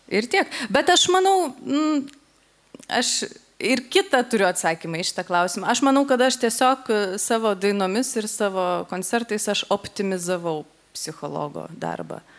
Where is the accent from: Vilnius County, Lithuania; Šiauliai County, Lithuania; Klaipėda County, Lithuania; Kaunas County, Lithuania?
Šiauliai County, Lithuania; Šiauliai; esu iš Šiaulių.